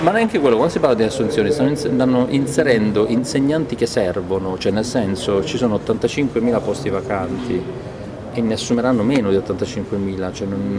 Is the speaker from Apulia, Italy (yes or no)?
yes; Copertino, Apulia, Italy; al mio paese Copertino Lecce